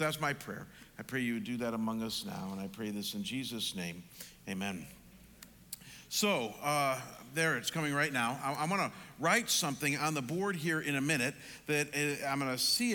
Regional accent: Midwest, United States; moved away as an adult; now in the desert (US Southwest); as a kid growing up in the Midwest

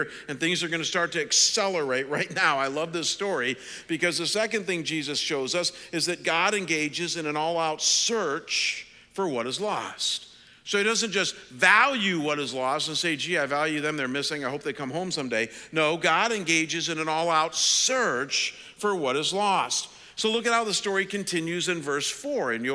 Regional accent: Cleveland, Ohio, United States; moved away as an adult; also born or lived in Detroit / London, Ontario; my hometown in Cleveland

